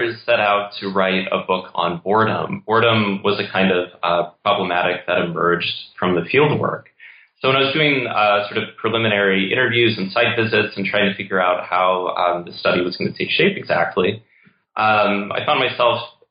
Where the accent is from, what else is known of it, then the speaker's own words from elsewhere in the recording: St. Louis, Missouri, United States; my childhood growing up in St. Louis